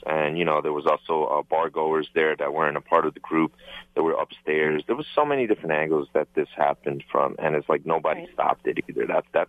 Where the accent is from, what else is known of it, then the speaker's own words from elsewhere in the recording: New York City, New York, United States; I'm born and raised in New York City